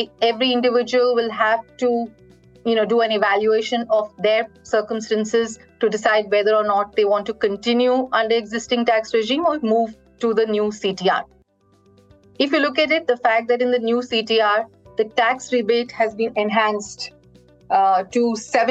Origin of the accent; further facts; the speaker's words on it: India; I think as an Indian, very proud with how the budget has been handled. And as a student of the Indian economy